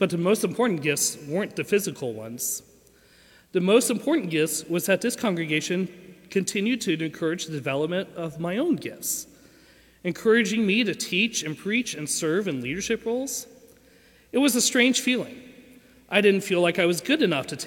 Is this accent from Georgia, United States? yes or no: yes; Lawrenceville, Georgia, United States; I grew up at Lawrenceville First with all of you